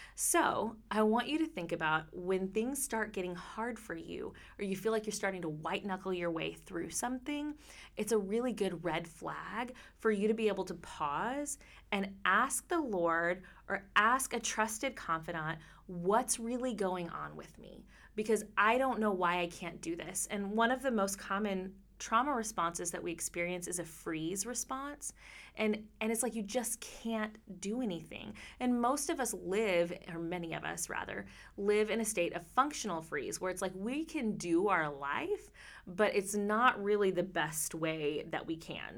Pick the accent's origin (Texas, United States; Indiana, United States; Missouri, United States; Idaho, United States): Texas, United States; I'm from Texas.